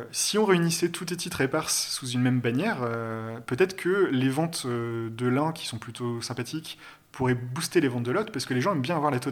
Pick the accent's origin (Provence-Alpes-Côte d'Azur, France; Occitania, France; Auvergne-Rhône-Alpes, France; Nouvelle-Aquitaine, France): Nouvelle-Aquitaine, France; Bordeaux; moved away as an adult; also born or lived in Paris; à 19 balais, ben, j'ai quitté Bordeaux, euh, mes villes natales, pour aller. Euh, ouais, je suis monté à Paris.